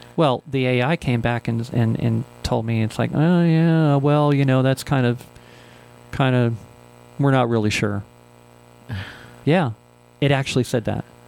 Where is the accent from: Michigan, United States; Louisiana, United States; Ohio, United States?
Ohio, United States; now in Albuquerque, United States; This is where I grew up. I grew up in Ohio.